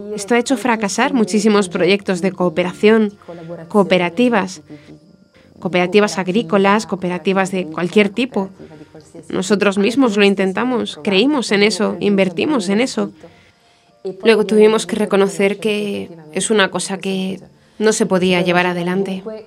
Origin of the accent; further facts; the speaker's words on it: Genoa, Liguria, Italy; moved away as an adult; also born or lived in Vitorchiano; now in Muanda, Democratic Republic of the Congo; Soy originaria de Génova